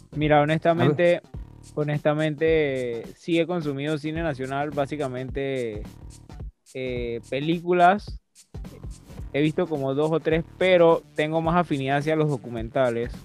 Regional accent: Panama; nosotros como panameños

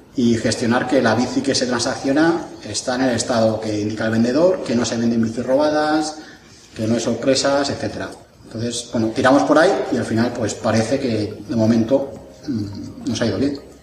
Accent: Jaraíz de la Vera, Extremadura, Spain; also born or lived in Madrid (Laganzo); Pues yo soy de un pueblo de Extremadura que se llama Jaraíz de la Vera, donde tenemos el mejor pimentón del mundo, y de otro pueblo de Madrid que se llama Laganzo

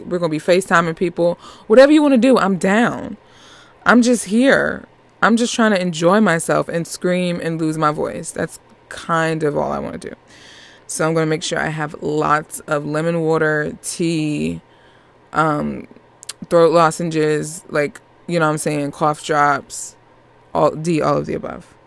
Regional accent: Northeast United States, United States; accent: New York; I'm I'm from the Northeast United States

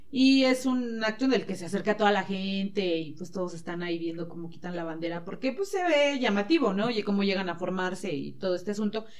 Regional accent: Mexico; soy mexicana

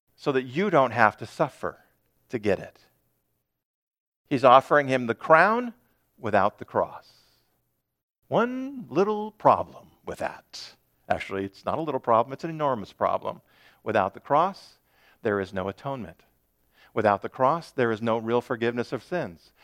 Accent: United States; as modern American Christians

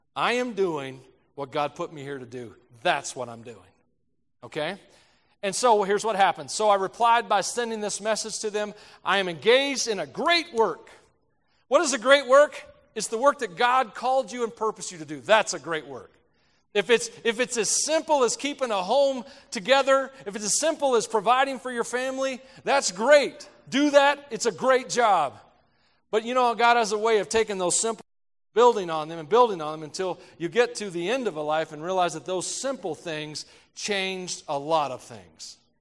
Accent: United States; I'm an American

